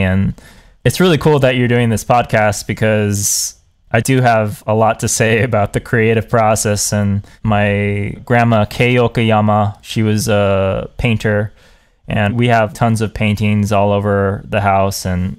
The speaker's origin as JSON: {"language": "English", "region": "Hawaii", "country": "United States", "tie": "born there", "said": "All my family was moving back to the islands. I was born in Hawaii, and I have an aunt and uncle here, and I had my grandma here before she passed away"}